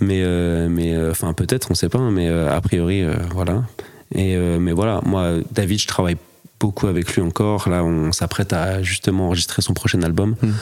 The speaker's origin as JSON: {"language": "French", "region": "north of France", "country": "France", "said": "je suis saxophoniste originaire du nord de la France"}